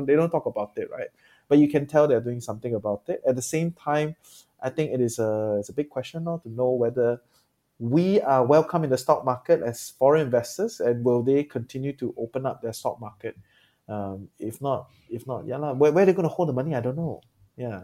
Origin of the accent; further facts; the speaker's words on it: Singapore; I'm Singaporean